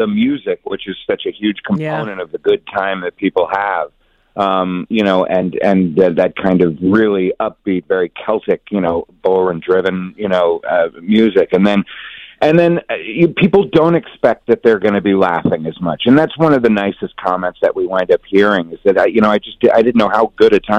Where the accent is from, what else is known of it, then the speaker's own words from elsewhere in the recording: New Jersey, United States; also born or lived in Bronx, New York; I was born in the Bronx and raised in New Jersey